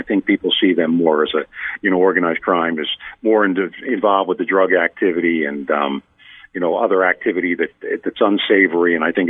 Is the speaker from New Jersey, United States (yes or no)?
yes; Cape May County, New Jersey, United States; I'm from Cape May County, the most southern part of the county or the state.